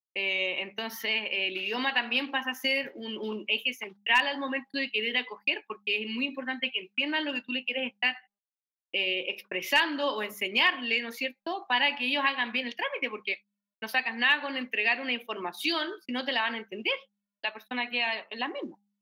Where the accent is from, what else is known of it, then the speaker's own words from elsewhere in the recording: Chile; como chilenos